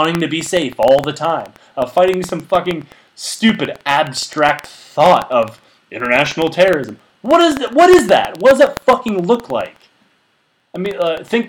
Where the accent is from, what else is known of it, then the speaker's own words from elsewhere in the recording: United States; we, as American people